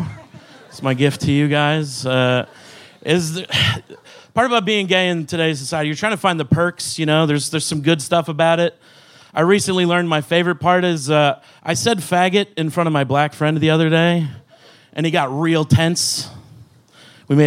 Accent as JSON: {"language": "English", "town": "Salt Lake City", "region": "Utah", "country": "United States", "moved": "as an adult", "lives_now": "Texas, United States", "said": "I'm from Salt Lake City"}